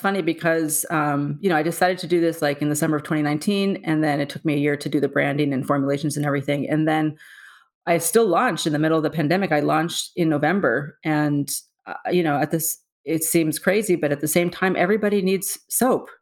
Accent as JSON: {"language": "English", "town": "San Diego", "region": "California", "country": "United States", "tie": "born or raised there", "moved": "as an adult", "lives_now": "New York, United States", "said": "born and raised in San Diego, um, and I've been in New York for twenty years"}